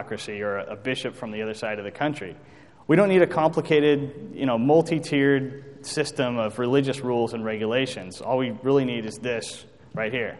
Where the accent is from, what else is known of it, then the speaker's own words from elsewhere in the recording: United States; as American citizens